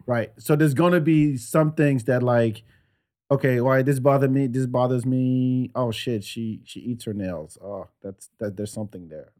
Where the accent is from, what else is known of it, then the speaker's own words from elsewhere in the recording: France; now in United States; I grew up in France